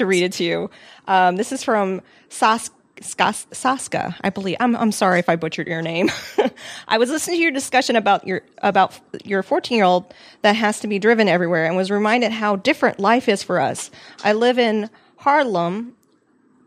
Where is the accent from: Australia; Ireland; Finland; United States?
United States; Midwest; I'm from the Midwest, and my parents would always be at my games